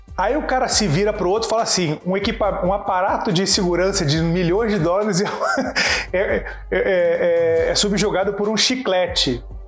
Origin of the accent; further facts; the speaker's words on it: Rio de Janeiro, Brazil; eu cresci no Caxambi, o grande cinema que tinha era o Imperator